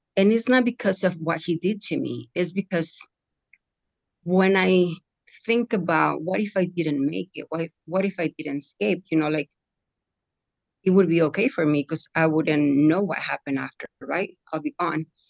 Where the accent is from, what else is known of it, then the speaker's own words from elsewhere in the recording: Mexico; moved away; I come from Mexico. I was born in Mexico.